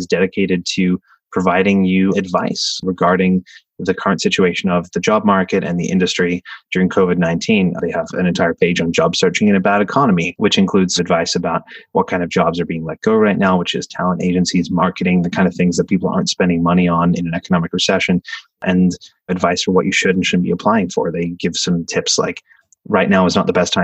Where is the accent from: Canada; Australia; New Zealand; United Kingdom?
Australia; now in United States; back in my home country of Australia